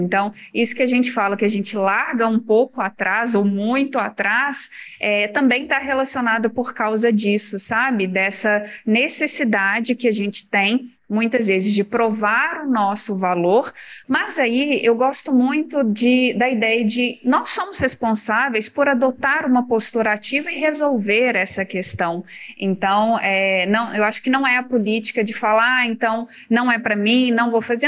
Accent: Minas Gerais, Brazil; Eu sou de Minas

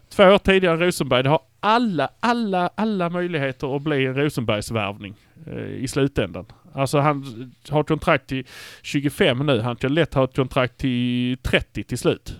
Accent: Malmö, Skåne, Sweden; vi är från Malmö

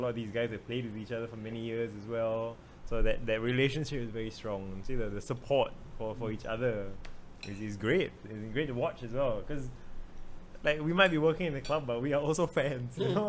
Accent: Singapore; We were all there as Singaporean football fans.

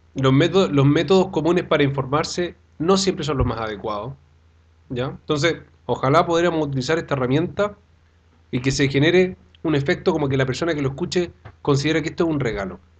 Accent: Chillán, Ñuble, Chile; moved away as an adult; now in Santiago, Chile; yo soy oriundo de Chillán

